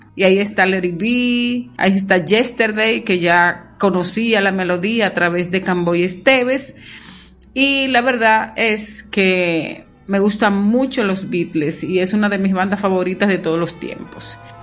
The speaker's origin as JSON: {"language": "Spanish", "region": "Monte Plata", "country": "Dominican Republic", "tie": "born or raised there", "said": "soy de Monte Plata y que Monte Plata, en la época en que yo crecía, no se cantaba en inglés"}